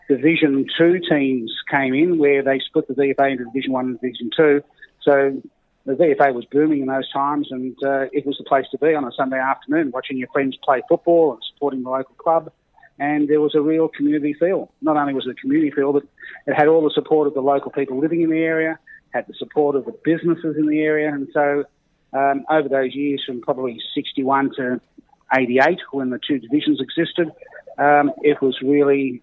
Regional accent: Melbourne, Victoria, Australia; a boy growing up in Port Melbourne

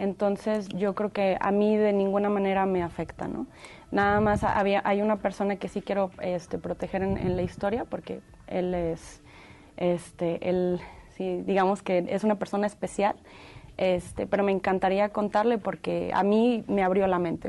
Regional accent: Monterrey, Nuevo León, Mexico; moved away; yo soy originaria de Monterrey, Nuevo León, México

